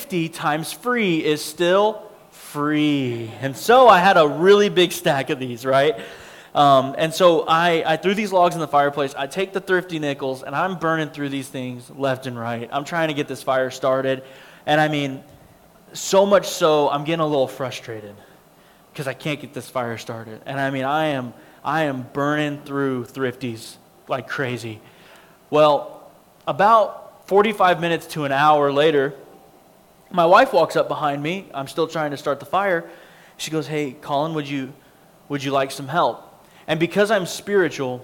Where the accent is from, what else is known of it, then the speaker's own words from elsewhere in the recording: Abilene, Texas, United States; also born or lived in Lubbock, Texas; I grew up in Abilene, Texas